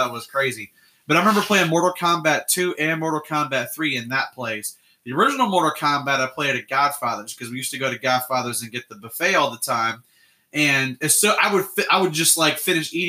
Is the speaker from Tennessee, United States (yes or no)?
no; Illinois, United States; I grew up in Illinois